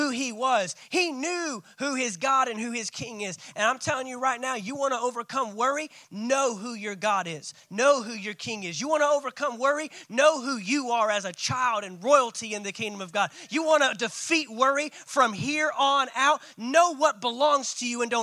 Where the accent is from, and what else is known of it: United States